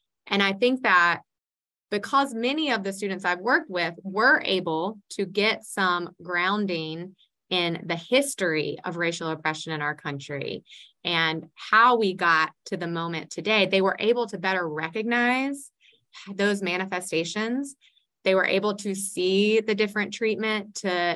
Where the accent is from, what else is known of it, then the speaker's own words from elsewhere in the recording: Iredell County, North Carolina, United States; I grew up in Iredell County in the Iredell State School System